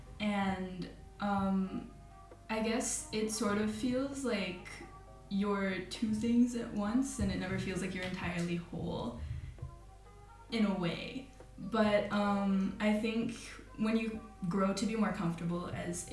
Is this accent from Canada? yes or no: yes; Canada; now in Austria; I grew up in Canada and my dad's Canadian